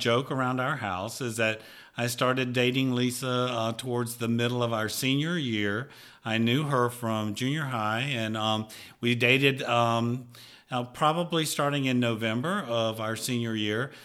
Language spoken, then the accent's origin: English; Picayune, Mississippi, United States; I was born and raised in Picayune, Mississippi, and I actually grew up on Goodyear Boulevard